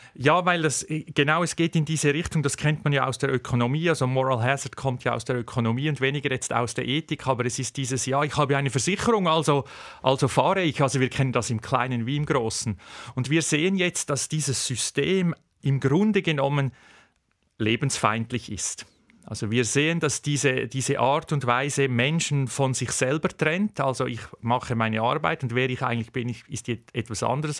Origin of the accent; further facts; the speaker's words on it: Switzerland; bei uns in der Schweiz